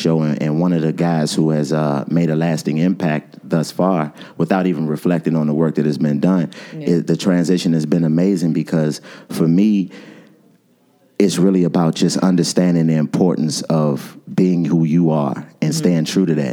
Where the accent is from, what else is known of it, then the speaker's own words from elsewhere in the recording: Washington, District of Columbia, United States; moved away as an adult; also born or lived in Winston-Salem; I'm from Washington, D.C., born and raised